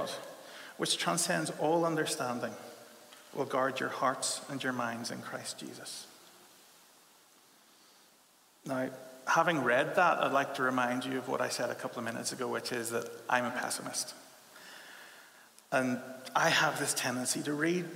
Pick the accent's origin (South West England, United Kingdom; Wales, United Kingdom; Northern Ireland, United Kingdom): Northern Ireland, United Kingdom; Belfast; now in Leeds, United Kingdom; I'm from Belfast, and I grew up, and from a very early age, I encountered this culture that you might call a bit of a dour Ulster Protestantism